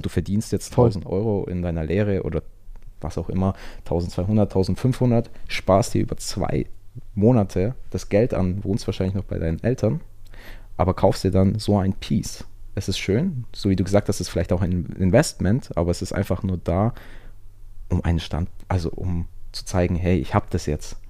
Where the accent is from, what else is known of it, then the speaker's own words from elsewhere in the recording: Augsburg, Bavaria, Germany; moved away as an adult; now in Antwerp, Belgium; ich komme aus ursprünglich aus Augsburg, wohne aber aktuell in Antwerpen, also in Belgien.